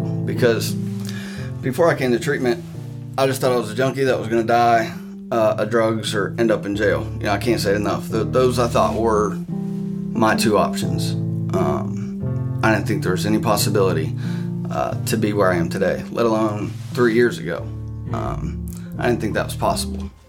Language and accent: English; Newark, Ohio, United States; moved away as an adult; now in Flatwoods, United States; originally from Newark, Ohio.